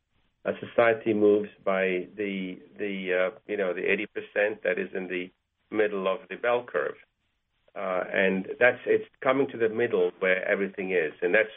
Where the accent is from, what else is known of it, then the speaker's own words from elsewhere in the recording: Malaysia; also born or lived in Egypt; now in United States; I didn't have Jewish friends until I came to America, because I grew up in Malaysia and in Egypt